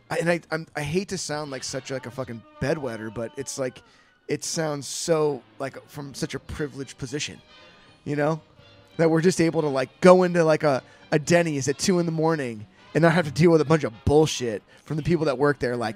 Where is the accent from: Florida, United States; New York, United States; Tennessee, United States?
Tennessee, United States; Wow, we're here. I'm from Tennessee.